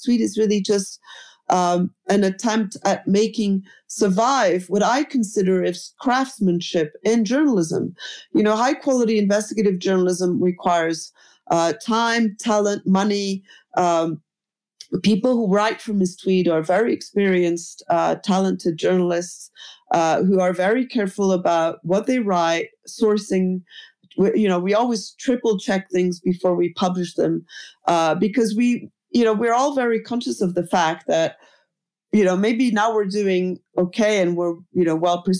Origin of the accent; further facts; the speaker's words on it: Paris, Île-de-France, France; I was born in Paris